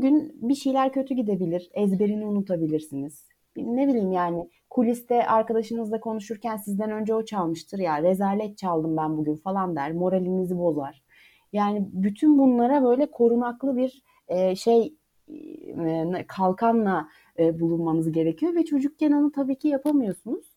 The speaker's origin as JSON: {"language": "Turkish", "region": "Eskişehir", "country": "Turkey", "tie": "born or raised there", "moved": "as an adult", "lives_now": "Ankara, Turkey", "said": "ben de 93 Eskişehir doğumluyum. Ben de Eskişehir'den aslında e, konservatuar öğrenimim boyunca hiç ayrılmadım."}